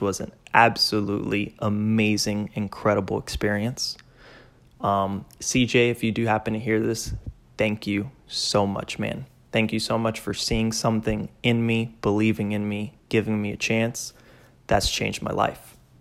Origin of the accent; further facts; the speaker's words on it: Miami, Florida, United States; moved away as an adult; also born or lived in Georgia; now in Plainfield, Indiana, United States; Hispanic, born and raised in Miami